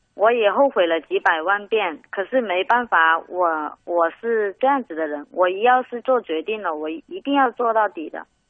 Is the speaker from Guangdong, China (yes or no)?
yes; Guangdong, China; 我们广东人